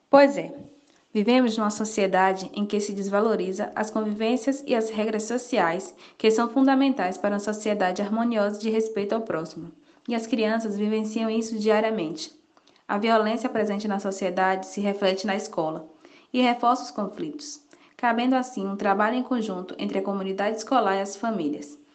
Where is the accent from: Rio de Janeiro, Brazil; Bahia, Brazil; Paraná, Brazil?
Bahia, Brazil; Santo Estevão; Olá pessoal … sou de Santo Estevão